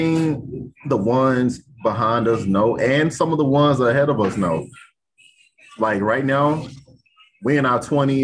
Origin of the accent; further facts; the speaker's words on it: the South, United States; I'm from the South